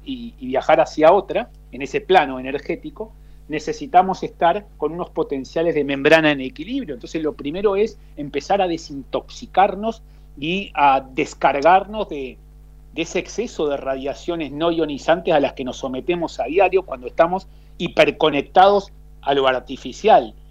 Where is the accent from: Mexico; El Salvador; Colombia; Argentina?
Argentina; Santa Fe; moved away as an adult; also born or lived in Rosario, Argentina / Sub-Saharan Africa / Belgium / Netherlands; now in Spain; Soy argentino, yo nací en, Rosario, me crié en Santa Fe, pero llevo 22 años fuera de Argentina